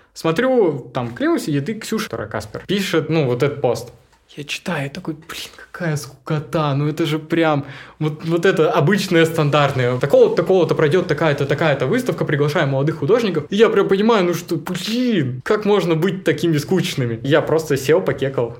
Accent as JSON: {"language": "Russian", "town": "Krasnogorskoye", "region": "Altai Krai", "country": "Russia", "tie": "born or raised there", "also_born_or_lived": "Biysk", "moved": "yes", "lives_now": "Barnaul, Russia", "said": "я уроженец села Красногорского, можно так сказать. А у меня родители жили в селе Красногорском, приехали рожать меня в Бийск, родили и уехали обратно."}